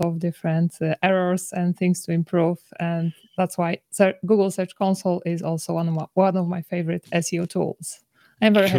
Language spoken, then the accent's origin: English; Poland; I come from Poland